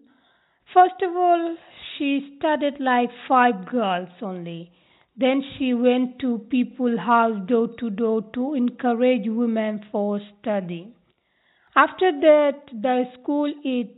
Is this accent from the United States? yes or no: no; Bangladesh; English is a second language; now in Newcastle, United Kingdom; I am from Bangladesh.